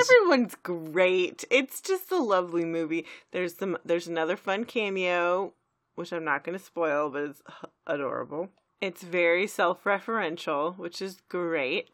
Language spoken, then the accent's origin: English; Texas, United States; We're from Texas